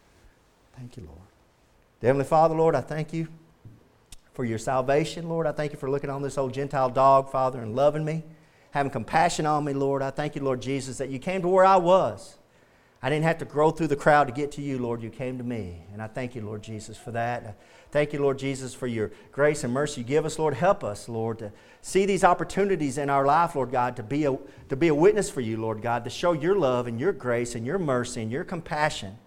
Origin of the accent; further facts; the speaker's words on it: the South, United States; Growing up in the South